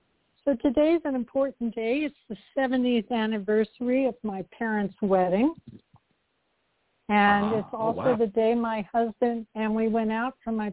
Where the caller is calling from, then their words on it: Tucson, Arizona, United States; I'm calling from Tucson, Arizona.